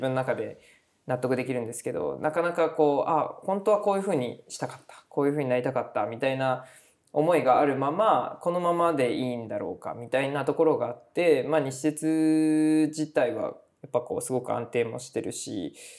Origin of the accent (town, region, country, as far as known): Tamana, Kumamoto, Japan; born or raised there